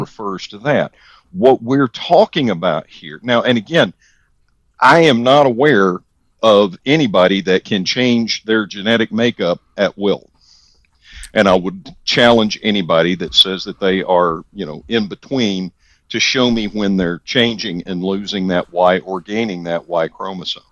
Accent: the South, United States; I am from the South, born and bred

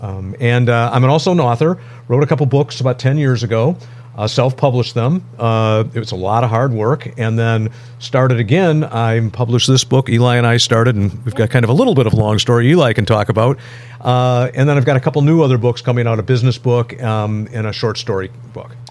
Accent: Royal Oak, Michigan, United States; moved away as an adult; I grew up in this area, grew up in Royal Oak

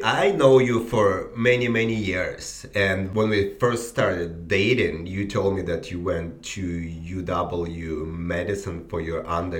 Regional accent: Belarus; now in United States; I'm from Belarus

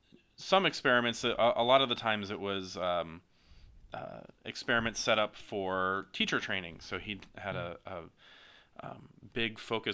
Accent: Alabama, United States; now in San Diego, United States; I grew up in Alabama, so very, very far from San Diego, but I grew up as a son of a faculty member.

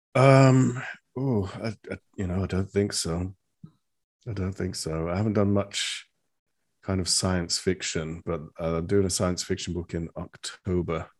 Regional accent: England, United Kingdom; accent: British; an English person

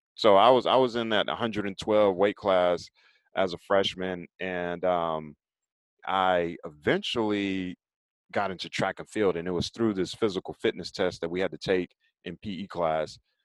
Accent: Raleigh, North Carolina, United States; I'm originally from Raleigh, North Carolina, and as a kid growing up in Raleigh

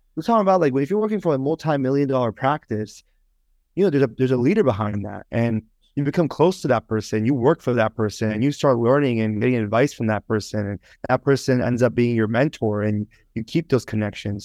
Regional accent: Northern Virginia, United States; moved away as an adult; also born or lived in Toronto, Canada / Richmond, Virginia / Miami; now in Boston, United States; I moved from Toronto to Northern Virginia when I was about, like, six years old. So I pretty much grew up in, uh, Northern Virginia

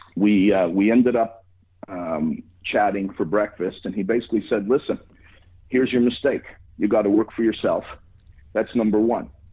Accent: Montreal, Quebec, Canada; I'm from Montreal and live here

